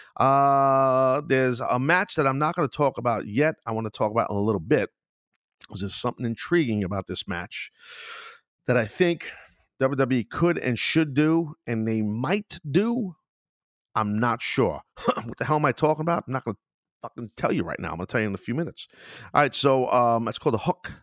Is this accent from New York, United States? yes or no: yes; New York, United States; being a New Yorker